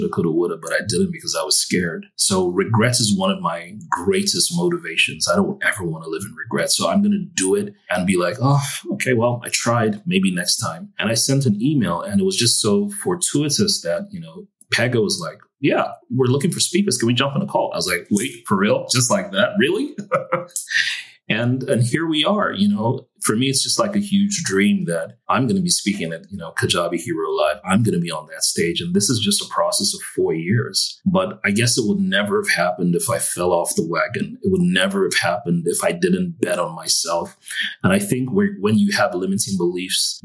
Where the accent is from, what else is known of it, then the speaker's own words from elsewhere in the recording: Nigeria; moved away as an adult; now in United States; I'm Nigerian, and you know, most, you know, Nigeria doesn't have the best of reputations, even though we have amazing people